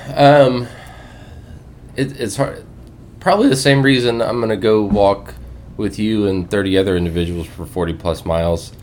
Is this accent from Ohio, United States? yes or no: no; South Alabama, United States; moved away as an adult; now in Grand Junction, United States; born and raised in South Alabama, uh, grew up youngest of seven